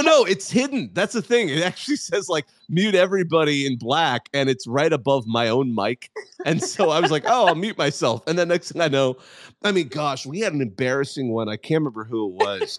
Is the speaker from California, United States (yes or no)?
yes; Southern California, United States; I am from SoCal